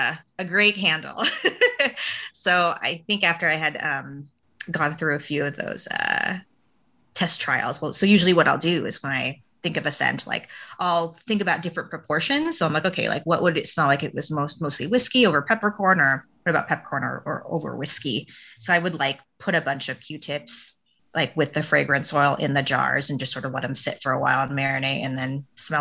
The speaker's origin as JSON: {"language": "English", "area": "the Northwest", "region": "Pacific Northwest", "country": "United States", "said": "I'm not from Mississippi, but you know, I'm from the Northwest."}